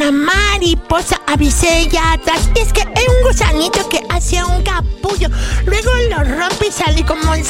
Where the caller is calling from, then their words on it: Guadalajara, Jalisco, Mexico; de Guadalajara.